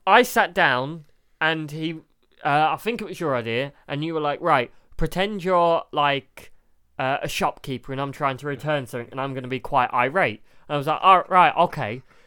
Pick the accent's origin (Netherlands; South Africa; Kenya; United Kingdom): United Kingdom; We're British.